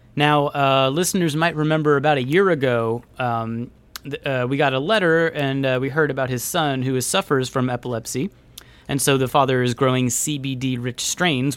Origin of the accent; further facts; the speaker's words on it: Union City, California, United States; I am from Union City, California